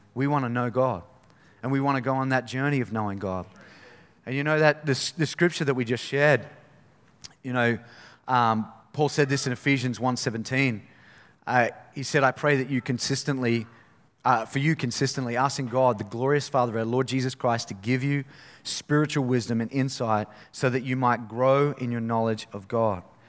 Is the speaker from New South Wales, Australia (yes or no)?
no; Innisfail, Queensland, Australia; I grew up in Innisfail